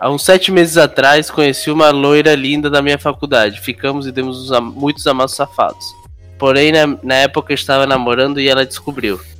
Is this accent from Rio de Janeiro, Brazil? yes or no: yes; Rio de Janeiro, Brazil; Sou carioca, velho. Sou carioca, como, bicho.